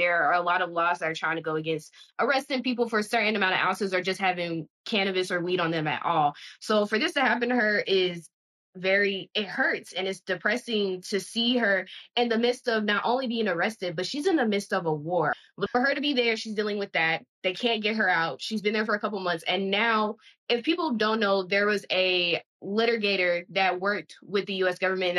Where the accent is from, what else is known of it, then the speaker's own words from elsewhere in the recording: United States; we're American.